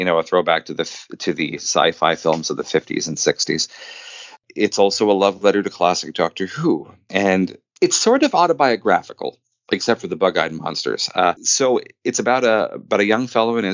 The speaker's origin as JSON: {"language": "English", "region": "Quebec", "country": "Canada", "tie": "born or raised there", "said": "I grew up in Quebec in the 80s and 90s."}